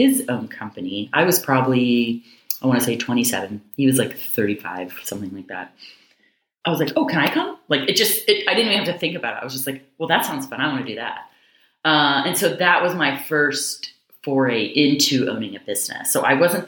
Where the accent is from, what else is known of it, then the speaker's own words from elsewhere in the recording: Seattle area, Washington, United States; moved away as an adult; also born or lived in New York / Jacksonville, Florida / Chicago / Kentucky; I'm actually from the Seattle area. I grew up in a small town, probably 3,000 people or so.